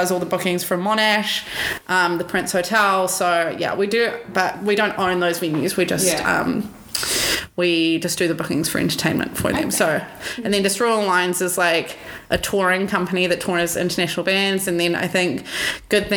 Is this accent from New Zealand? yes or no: yes; New Zealand; moved away as an adult; also born or lived in United States; now in Australia; I grew up in New Zealand